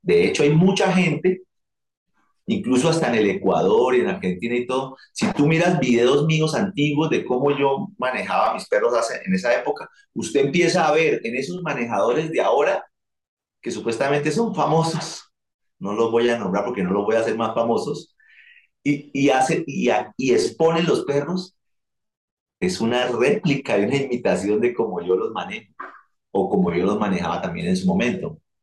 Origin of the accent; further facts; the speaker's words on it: Colombia; había mucho dinero en mi país